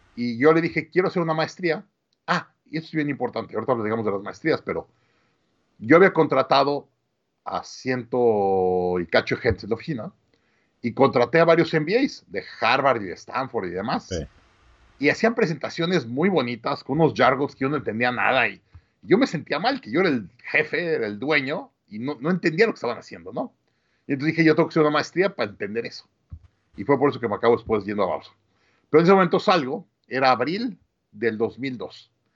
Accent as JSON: {"language": "Spanish", "region": "Mexico City", "country": "Mexico", "tie": "born or raised there", "also_born_or_lived": "Monterrey, Mexico / Austin, United States", "moved": "as an adult", "said": "nací en, en, Monterrey, crecí en la Ciudad de México"}